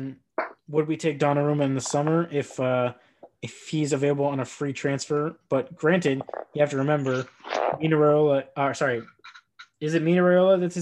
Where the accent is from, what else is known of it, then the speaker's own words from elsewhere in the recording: United States; speaking as an American